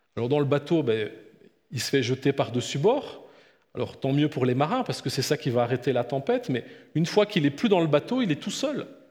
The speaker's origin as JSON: {"language": "French", "country": "France", "moved": "yes", "lives_now": "Blonay, Switzerland", "said": "moi qui viens d'un pays très laïque comme la France"}